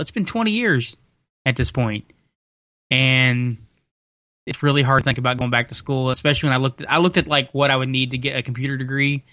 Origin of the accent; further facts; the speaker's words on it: Henderson, Kentucky, United States; here in Henderson, Kentucky